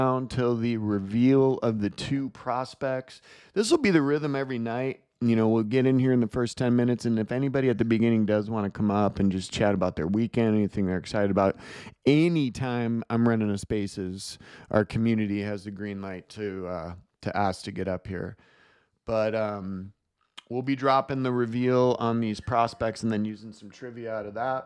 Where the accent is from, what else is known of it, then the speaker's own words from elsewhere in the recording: Midwest, United States; moved away; I grew up in the Midwest